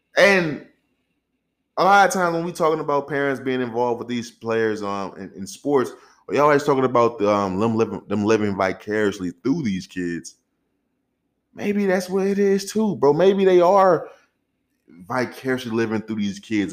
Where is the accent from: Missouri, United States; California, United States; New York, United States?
Missouri, United States; St. Louis; I'm from Saint Louis. I'm raised in Saint Louis, Missouri